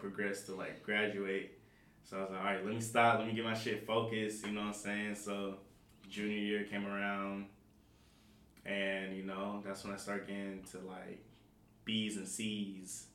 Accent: Seattle, Washington, United States; I'm from Seattle. Born and raised here from the South End. Child of 206.

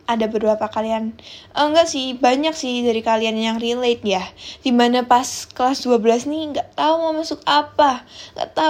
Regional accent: Semarang, Central Java, Indonesia; accent: medok; now in Tangerang, Indonesia; Aku berasal dari Semarang guys, that's why agak kena mental ya di Tangerang karena my accent is so medok ya kan. Anak rantau pride nih

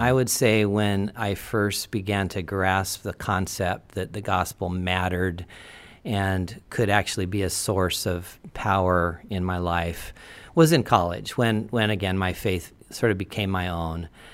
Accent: Portland, Oregon, United States; I was born in Portland

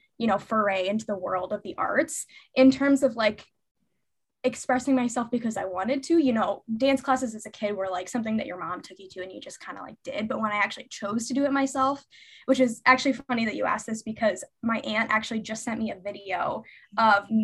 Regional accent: Lincoln, Nebraska, United States; moved away as an adult; now in Chicago, United States; I'm originally from Nebraska, Lincoln, Nebraska specifically

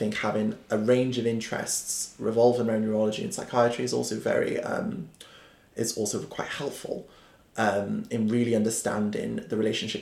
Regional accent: Cardiff, Wales, United Kingdom; also born or lived in London; as a Welshman, who was brought up in Splott, actually, in an area in Cardiff

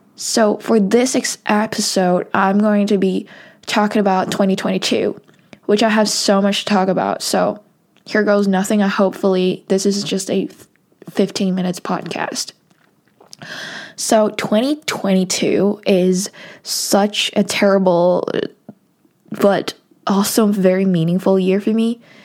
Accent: Hong Kong; I'm from Hong Kong

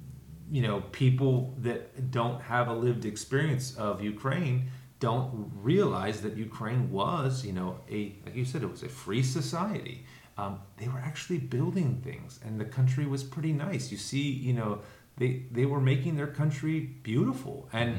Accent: Canada; being of Canadian, you know, nationality and going to Canada myself and studying at seminary with you in Canada

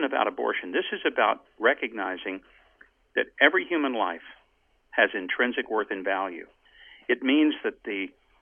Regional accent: the South, United States; I grew up in the South

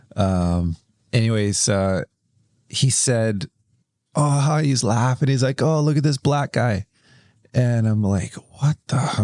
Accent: Kelowna, British Columbia, Canada; I grew up in Kelowna, which is a little bit, it's a little bit country

